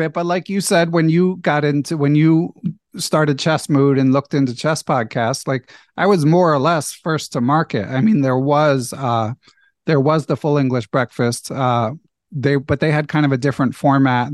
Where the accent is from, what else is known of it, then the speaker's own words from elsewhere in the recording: Philadelphia, Pennsylvania, United States; moved away as an adult; also born or lived in California; I grew up in in Philadelphia, went to college in California, other side of the country